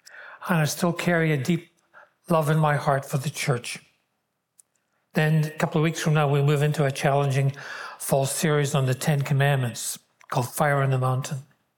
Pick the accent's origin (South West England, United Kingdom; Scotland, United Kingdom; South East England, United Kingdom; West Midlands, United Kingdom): Scotland, United Kingdom; Glasgow; born there; accent: Glaswegian; I was born in Glasgow in Scotland. I'm a Glaswegian. That's the word used for that. There are fragments of that accent still left.